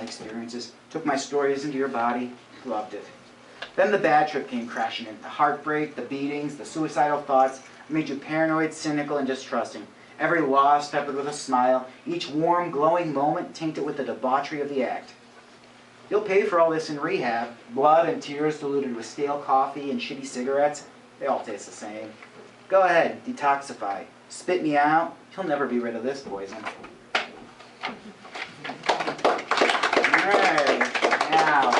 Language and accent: English; Madison, Ohio, United States; I grew up in Madison, so I spent most of my childhood working in all those bars